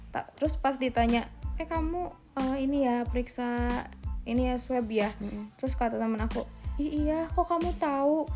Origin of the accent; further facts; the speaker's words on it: Cimahi, West Java, Indonesia; aku juga kan orang Cimahi